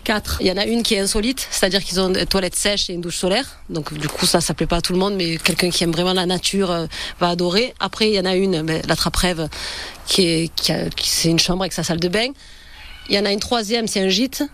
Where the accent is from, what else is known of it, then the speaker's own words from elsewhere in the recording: near Lauris, Vaucluse, Provence-Alpes-Côte d'Azur, France; On est d'ici, on est tous les deux de la région. Moi du village à côté de Loris